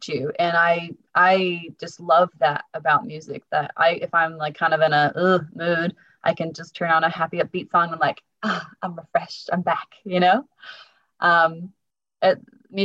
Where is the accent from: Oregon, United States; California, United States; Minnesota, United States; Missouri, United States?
Oregon, United States; Portland; now in Christchurch, New Zealand; we're both from Oregon